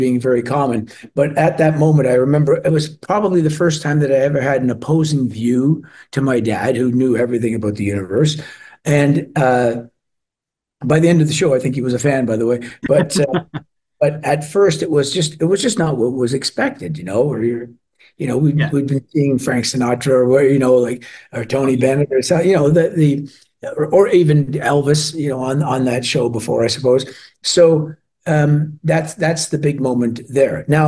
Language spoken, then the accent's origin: English; Toronto, Ontario, Canada; also born or lived in Glasgow, Scotland; I was born in Glasgow and we were growing up in Toronto